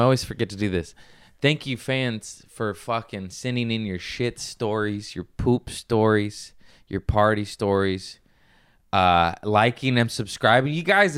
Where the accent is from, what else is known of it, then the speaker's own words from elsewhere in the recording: Lomita, California, United States; also born or lived in Torrance, United States / Redondo Beach, United States / Inglewood, United States / Culver City, United States; Torrance, then Lameda